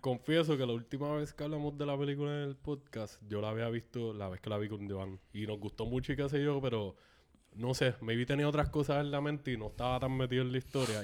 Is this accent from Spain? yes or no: no; Canóvanas, Puerto Rico; yo crecí en Palma Sola, en Canóvanas, era una comunidad relativamente pequeña.